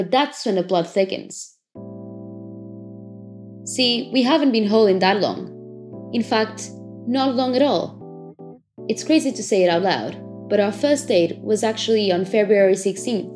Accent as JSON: {"language": "English", "country": "Portugal", "also_born_or_lived": "London", "said": "I'm back in my home country, Portugal, where I'm self-isolating."}